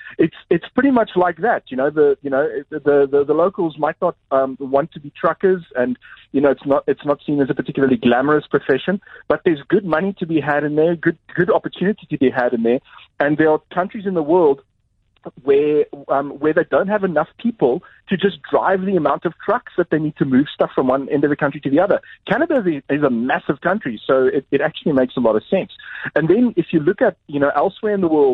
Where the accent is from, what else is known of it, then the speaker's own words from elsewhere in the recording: South Africa; South Africans being generally fluent in English